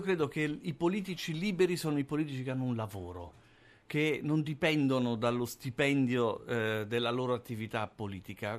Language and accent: Italian; Rome, Lazio, Italy; moved away as an adult; also born or lived in Milan; sono italiano, sono romano, sono nato a Roma, ho vissuto, studiato, ho lavorato a Roma